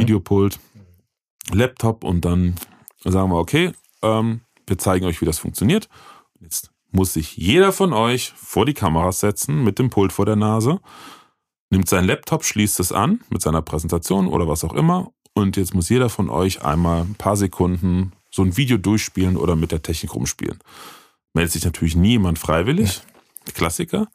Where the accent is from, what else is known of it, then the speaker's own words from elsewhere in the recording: Bitburg, Rhineland-Palatinate, Germany; Ich komme gebürtig aus Bitburg witzigerweise, da wo das Bier herkommt.